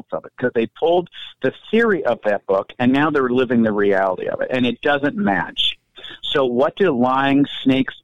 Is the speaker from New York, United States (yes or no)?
no; Detroit, Michigan, United States; also born or lived in Portland; I'm from Detroit.